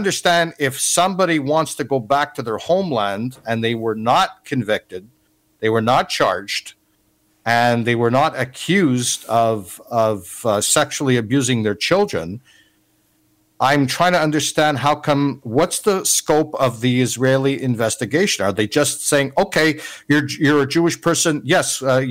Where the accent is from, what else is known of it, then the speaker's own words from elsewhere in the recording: Canada; as a Canadian